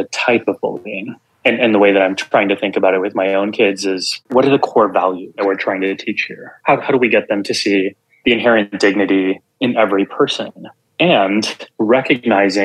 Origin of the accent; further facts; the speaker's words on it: South Texas, United States; I grew up in Texas to a Punjabi Sikh immigrant family. So we were the only kids in all of South Texas who wore turbans